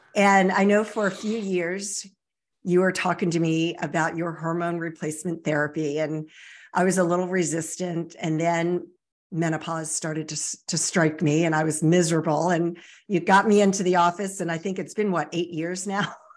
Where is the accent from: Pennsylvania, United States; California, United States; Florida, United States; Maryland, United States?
Maryland, United States; Baltimore and Annapolis area; born or raised there; also born or lived in Virginia Beach, Virginia